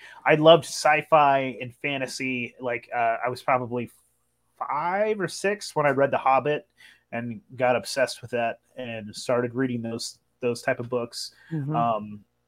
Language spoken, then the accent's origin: English; Northern California, United States; now in Portland, United States; I grew up in Northern California. I'm in Oregon now.